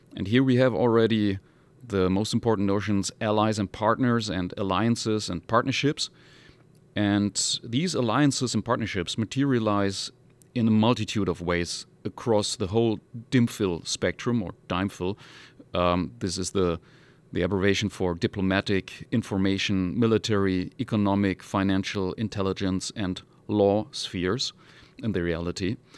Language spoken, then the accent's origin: English; Hamburg, Germany; moved away; originally I come from Hamburg in northern Germany